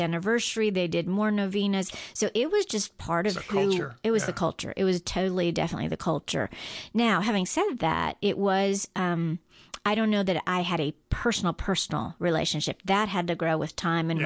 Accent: Guam; moved away; I grew up on Guam

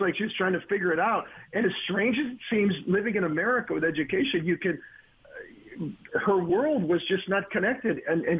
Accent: Minnesota, United States; And then I came from Minnesota.

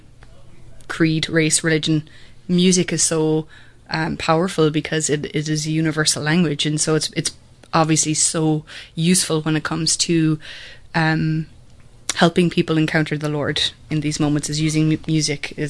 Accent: Kerry, Munster, Ireland; also born or lived in Limerick, Ireland; now in Atlanta, United States; I grew up in Ireland, and I was born in Limerick, but my parents both grew up in Kerry, and all the family was back in Kerry. So when I was about 8, our family moved back to Kerry

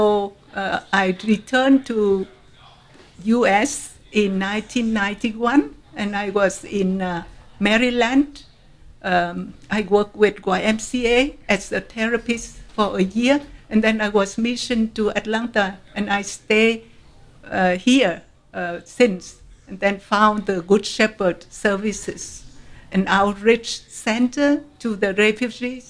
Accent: Hue, Thua Thien Hue, Vietnam; English is a second language; moved away as an adult; also born or lived in Singapore; now in United States; I am a Vietnamese, born and raised in Hue, central Vietnam

